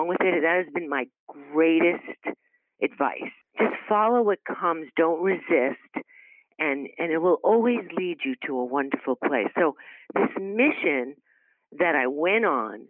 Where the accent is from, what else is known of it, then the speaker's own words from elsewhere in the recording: New York City, New York, United States; also born or lived in Brooklyn; I grew up in Queens. Well, I was actually born in Brooklyn and lived in New York